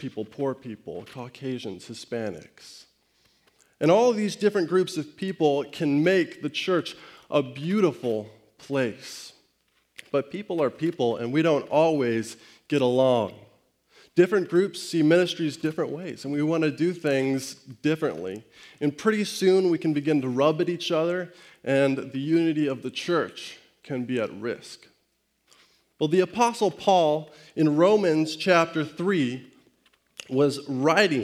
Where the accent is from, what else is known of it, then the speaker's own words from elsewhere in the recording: Estes Park, Colorado, United States; moved away; I grew up in Estes Park in the Rocky Mountains of Colorado